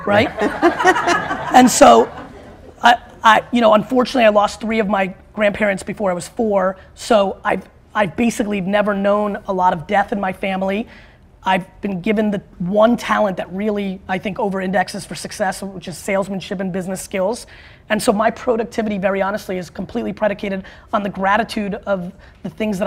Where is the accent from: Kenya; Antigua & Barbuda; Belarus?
Belarus; now in United States; I was born in Belarus